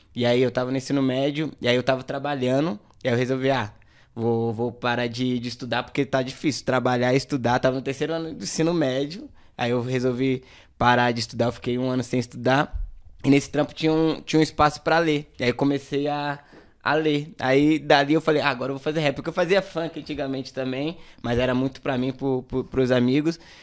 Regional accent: São Paulo, Brazil; also born or lived in Jardim Ângela / Grajaú; eu nasci no, aqui na Zona Sul mesmo, lá no extremo da Zona Sul, lá na, no final da Emboimirim, que é no Jardim Vera Cruz. Foi lá que eu cresci

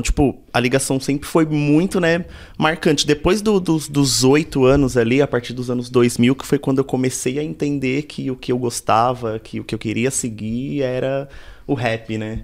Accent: São Paulo, Brazil; also born or lived in Parque Santo Antônio, São Paulo; nasci na Coab, nasci, fui e cresci ali mais ou menos até os 11, depois vim morar no Capão. E aí do Capão já não saí mais.

